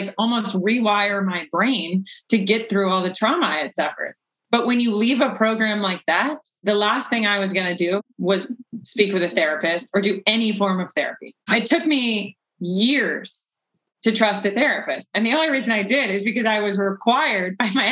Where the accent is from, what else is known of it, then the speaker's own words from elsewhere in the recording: the South, United States; I was from the South